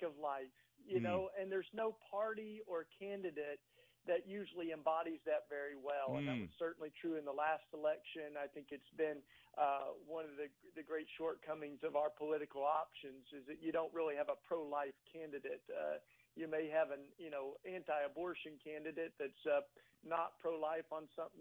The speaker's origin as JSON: {"language": "English", "region": "East Tennessee", "country": "United States", "tie": "born or raised there", "moved": "yes", "lives_now": "Philadelphia, United States", "said": "I grew up in East Tennessee"}